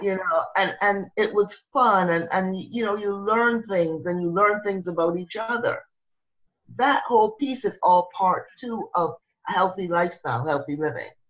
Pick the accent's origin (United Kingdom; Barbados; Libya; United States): Barbados; moved away; I'm originally from Barbados